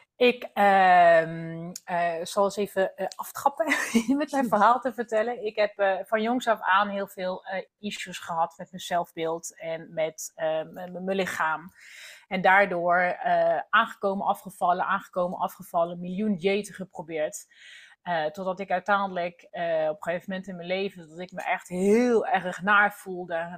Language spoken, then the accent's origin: Dutch; France; Dutch is a second language; now in Netherlands; oorspronkelijk kom ik uit Frankrijk